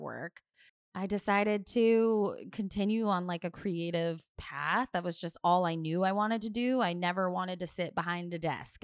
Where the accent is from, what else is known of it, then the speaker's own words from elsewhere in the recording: Doylestown, Pennsylvania, United States; moved away as an adult; also born or lived in Alexandria, Virginia / Philadelphia, Pennsylvania; now in Maine, United States; grew up I guess, more or less, uh, in Bucks County, Pennsylvania